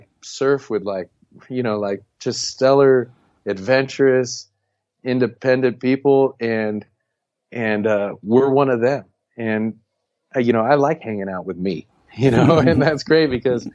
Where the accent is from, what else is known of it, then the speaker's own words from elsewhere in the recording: United States; moved away; we were expatriates